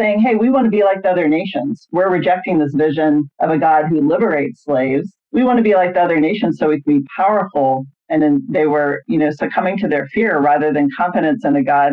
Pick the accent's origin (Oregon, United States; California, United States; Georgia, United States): Georgia, United States; as a young person growing up in Georgia